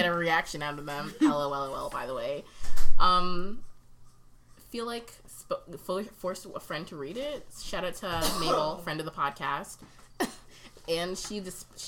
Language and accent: English; Canada; we're Canadian.